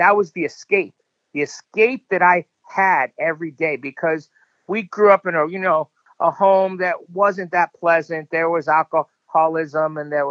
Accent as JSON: {"language": "English", "town": "Miami", "region": "Florida", "country": "United States", "tie": "born or raised there", "said": "we grew up in Miami, Florida, in a pretty rough neighborhood."}